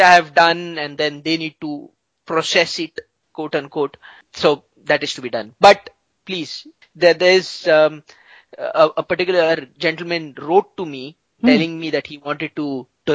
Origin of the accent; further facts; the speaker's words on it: India; I'm an Indian.